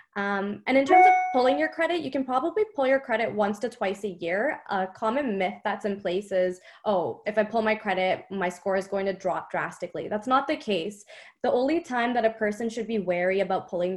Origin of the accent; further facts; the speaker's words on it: Canada; I'm from Canada